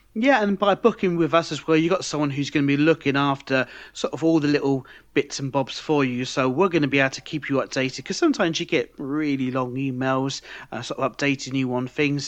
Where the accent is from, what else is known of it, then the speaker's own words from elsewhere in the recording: United Kingdom; now in France; I'm British